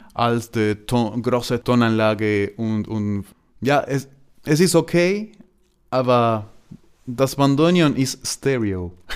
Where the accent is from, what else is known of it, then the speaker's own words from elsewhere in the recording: Argentina; German is a second language; moved away as an adult; also born or lived in Buenos Aires; now in Germany; Argentinien ist meine Heimat